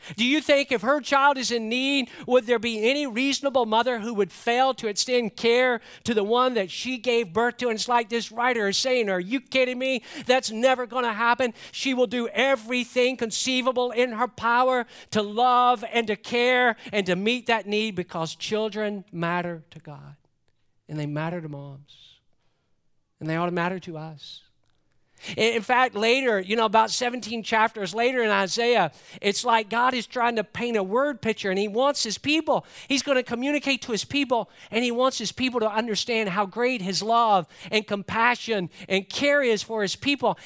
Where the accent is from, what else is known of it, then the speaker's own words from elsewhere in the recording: Atlanta, Georgia, United States; growing up in Metro Atlanta